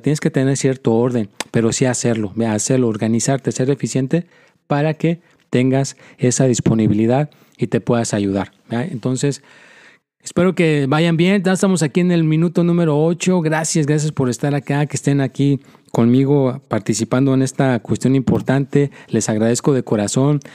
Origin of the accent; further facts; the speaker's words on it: Mexico; now in United States; mi propio país, de donde yo soy